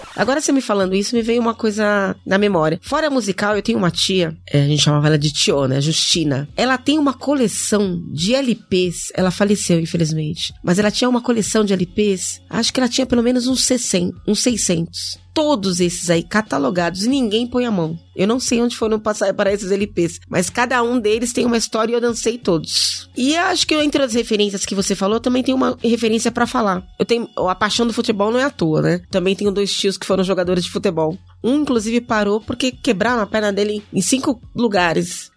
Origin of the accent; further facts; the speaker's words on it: São Paulo, Brazil; Nasci na Zona Norte também